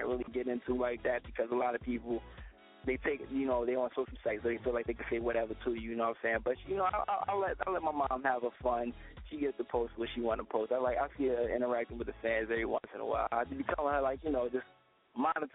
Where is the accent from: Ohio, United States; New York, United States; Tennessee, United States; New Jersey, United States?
New Jersey, United States; Newark; my hometown, the streets in Newark